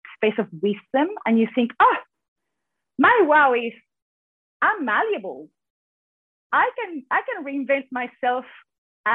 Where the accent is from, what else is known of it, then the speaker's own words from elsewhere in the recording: San Miguel de Tucumán, Tucumán, Argentina; first language Spanish; English is a second language; moved away as an adult; now in Perth, Australia; I am originally from Argentina. I am, for any Argentinians out there, I am from Tucumán, which is the north of Argentina, very, very far away from Buenos Aires.